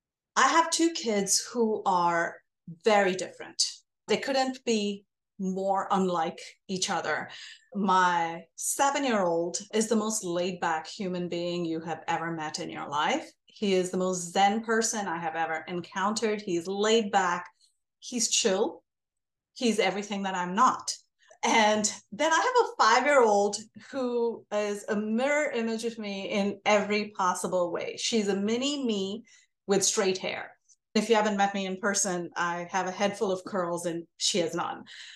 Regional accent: India; moved away as an adult; now in United States; I'm Indian American. I grew up in India. I was born and raised there, came here for graduate school, and now I have stayed here for as many years as I have lived in India.

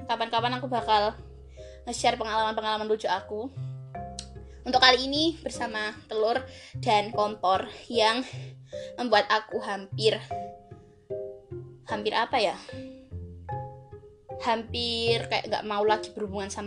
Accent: Java, Indonesia; accent: Javanese (medok); karena sebagai orang Jawa tidak lepas dari bahasa Jawa dan kemedokan yang yang kalau ngomong bahasa Indonesia kadang-kadang suka medok

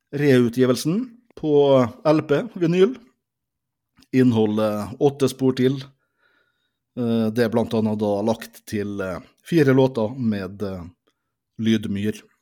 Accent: Molde, Møre og Romsdal, Norway; Vi er begge født og oppvokst i Molde. Molde vest, henholdsvis da Bjørset og eh, Kvam.

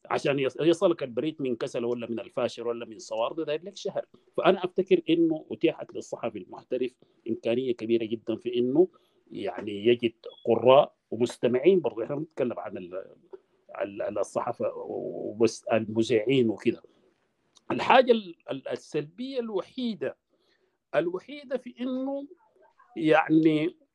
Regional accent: Sudan; moved away; انا لما طلعت من السودان حقيقه اجريت ما اقل من 500 حوار

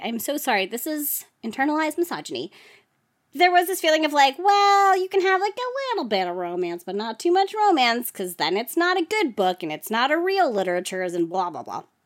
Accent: New Jersey, United States; I was from New Jersey

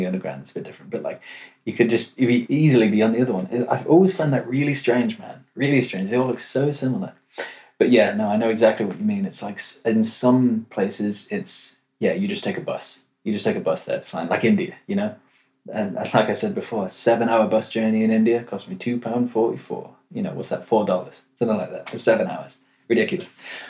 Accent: London, United Kingdom; now in Amsterdam, Netherlands; Also, I'm from London. Cool. But go to uni in Amsterdam.

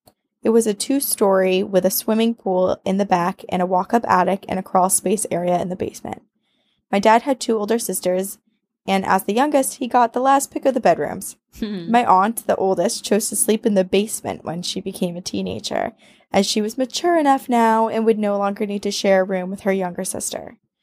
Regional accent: Ontario, Canada; I grew up in Ontario City, about 2 hours north of Toronto. Yay, Canada!

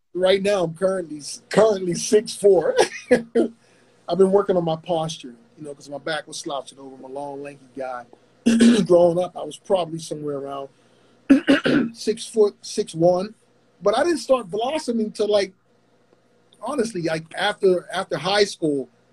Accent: Pittsburgh, Pennsylvania, United States; I'm originally from Pittsburgh

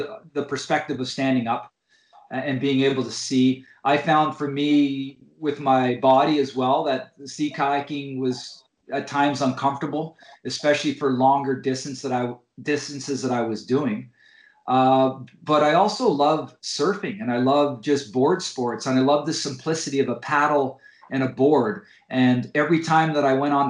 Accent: Coniston, Ontario, Canada; now in British Columbia, Canada; I grew up in Northern Ontario in a small town called Coniston

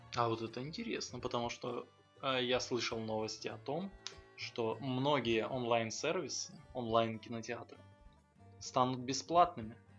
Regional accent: Donetsk, Donetsk Oblast, Ukraine; moved away; я э, родом из Донецка

